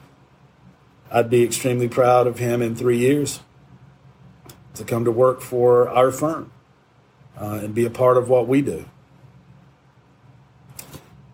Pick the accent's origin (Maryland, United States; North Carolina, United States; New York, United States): North Carolina, United States; Shelby; my hometown of Shelby